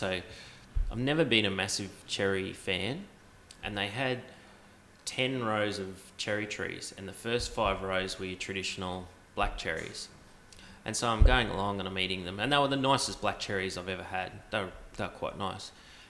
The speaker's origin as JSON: {"language": "English", "town": "Gladstone", "region": "Queensland", "country": "Australia", "said": "because I came from Gladstone, which is not quite, but it is more tropical."}